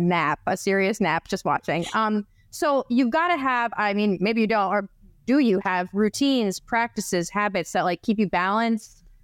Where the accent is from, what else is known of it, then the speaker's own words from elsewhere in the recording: New Jersey, United States; I grew up in New Jersey